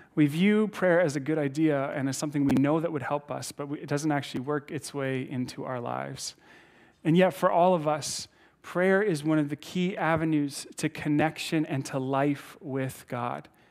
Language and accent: English; Saskatchewan, Canada; moved away; I'm from Saskatchewan originally